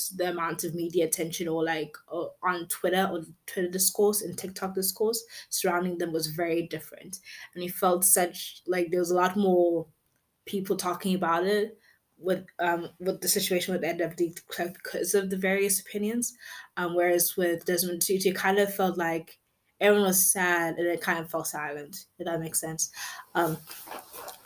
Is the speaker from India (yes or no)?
no; South Africa; as a South African